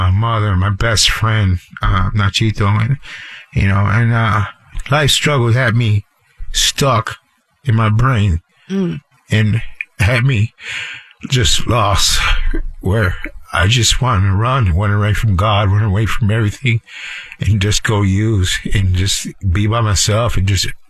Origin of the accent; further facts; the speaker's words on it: Chicago, Illinois, United States; now in South Florida, United States; I grew up in Chicago in a rough life, you know. Thank God I grew up in the church, you know, Palestine Temple.